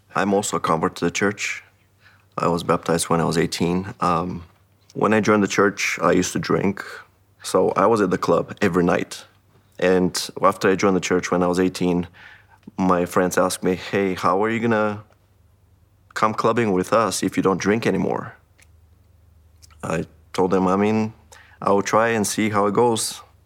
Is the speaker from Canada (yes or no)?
no; Haiti; moved away; I'm originally from Haiti.